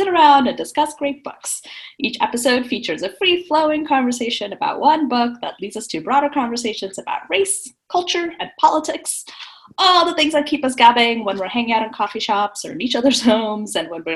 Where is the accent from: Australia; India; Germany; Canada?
India; South India; I am from India, South India, and as far as I know, my family, as far back as great-great-grandparents, were also born in India from there